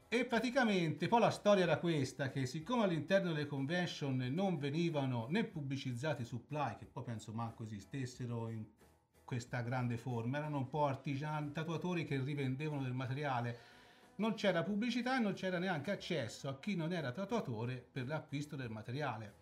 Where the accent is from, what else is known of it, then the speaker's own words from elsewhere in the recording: Valdera, near Pontedera, Tuscany, Italy; sono un classe 73 e vengo dalla zona della Valdera, vicino a Pontedera